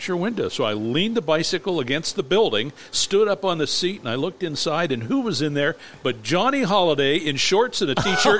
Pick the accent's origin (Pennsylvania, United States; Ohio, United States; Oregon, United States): Pennsylvania, United States; Erie; I was growing up in Erie